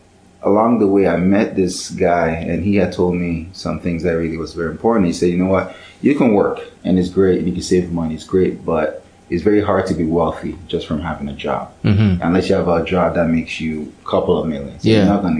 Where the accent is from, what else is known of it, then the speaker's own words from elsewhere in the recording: Ghana; So, you know, I'm Ghanaian